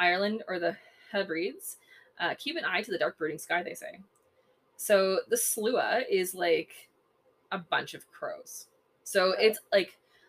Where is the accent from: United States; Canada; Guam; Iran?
Canada; I'm Canadian.